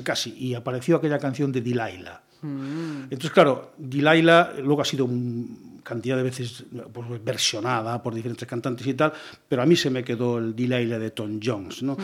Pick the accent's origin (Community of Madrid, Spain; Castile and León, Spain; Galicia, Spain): Galicia, Spain; Ourense province village; also born or lived in Vigo / Cádiz / Ávila; now in Pontevedra, Spain; de corazón, de cabeza, soy de un pueblecito de Orense